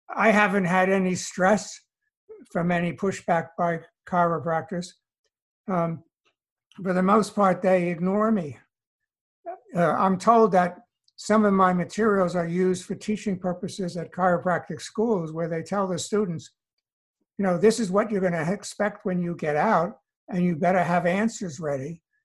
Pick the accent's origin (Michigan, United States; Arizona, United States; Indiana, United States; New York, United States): New York, United States; New York City; moved away as an adult; also born or lived in Allentown, Pennsylvania / California; now in North Carolina, United States; I I grew up in New York City.